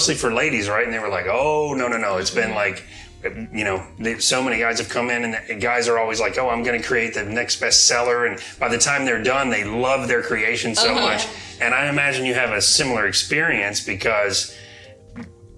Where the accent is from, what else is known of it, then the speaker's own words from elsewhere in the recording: Apopka, Florida, United States; I was born in the Apopka Hospital right down the street.